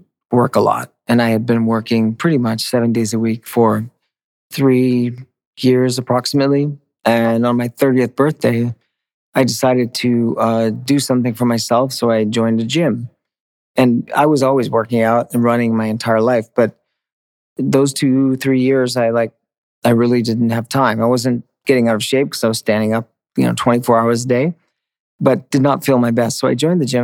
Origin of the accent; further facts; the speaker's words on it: Maine, United States; where I grew up in Maine